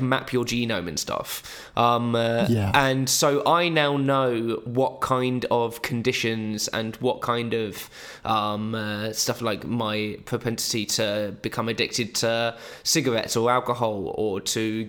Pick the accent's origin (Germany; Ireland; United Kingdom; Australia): United Kingdom; for us as Brits